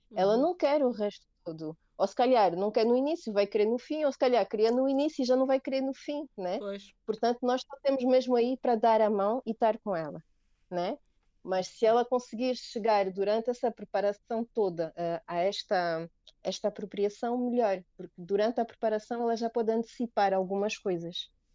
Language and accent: Portuguese; Angola; são angolana